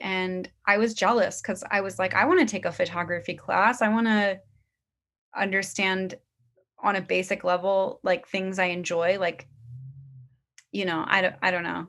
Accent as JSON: {"language": "English", "town": "Portland", "region": "Oregon", "country": "United States", "tie": "born or raised there", "moved": "yes", "lives_now": "Brooklyn, United States", "said": "where I grew up in Portland, Oregon"}